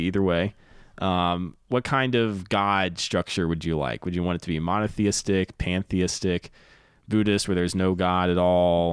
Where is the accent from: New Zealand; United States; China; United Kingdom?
United States; the South; now in Los Angeles, United States; I'm from the South